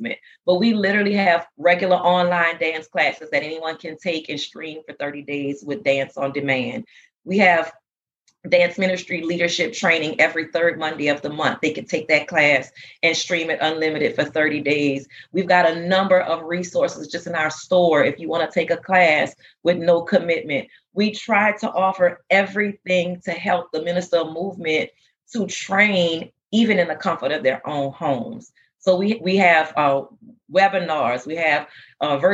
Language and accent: English; New Orleans, Louisiana, United States; moved away as an adult; now in Texas, United States; I'm originally from New Orleans, Louisiana. Our church is from there. We came here after Hurricane Katrina and settled in Texas